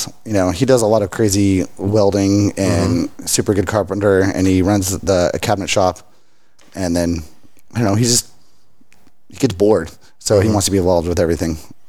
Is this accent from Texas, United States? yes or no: yes; Richland Hills, Texas, United States; now in Fort Worth, United States; Fort Worth, Dallas, this whole mid-city area. I grew up in Richland Hills